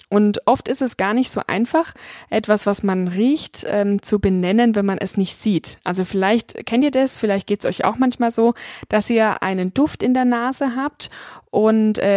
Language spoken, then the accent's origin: German; Bavaria, Germany; ich komme aus dem Weinanbaugebiet Franken, war dort sogar Gebietsweinkönigin und auch deutsche Weinprinzessin